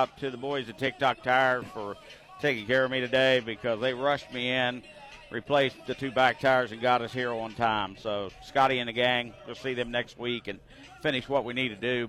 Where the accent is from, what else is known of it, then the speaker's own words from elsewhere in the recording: Winfield, West Virginia, United States; I grew up in Winfield